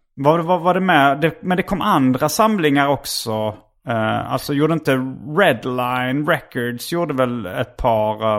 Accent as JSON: {"language": "Swedish", "town": "Lund", "region": "Skåne", "country": "Sweden", "tie": "born or raised there", "also_born_or_lived": "Hjärup", "said": "jag växte upp. Eh, alltså vi flyttade från Hjärup till Lund"}